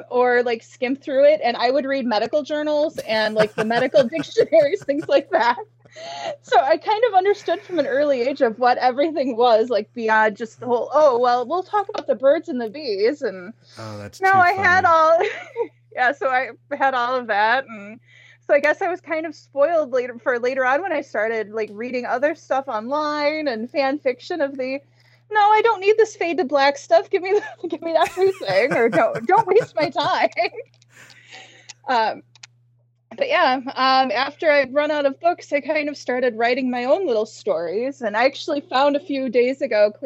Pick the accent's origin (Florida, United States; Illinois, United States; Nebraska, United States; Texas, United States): Illinois, United States; Sterling; now in Wisconsin, United States; I am from Sterling, Illinois, which is the hometown of Terry Brooks, fantasy author.